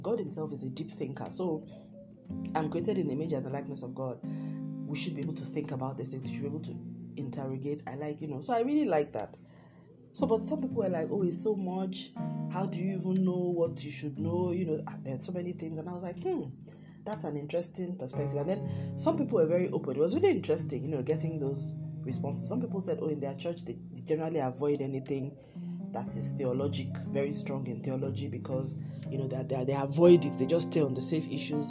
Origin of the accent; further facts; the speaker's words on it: Nigeria; I come from Nigeria and Africa